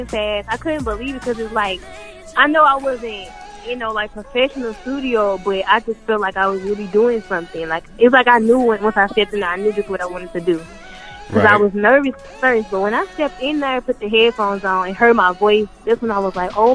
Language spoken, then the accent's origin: English; St. Louis, Missouri, United States; I'm from St. Louis, Missouri